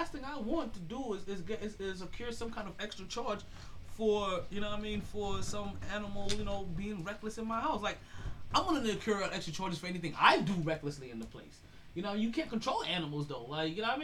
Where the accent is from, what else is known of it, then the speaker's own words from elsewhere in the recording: Jamaica; I am very Jamaican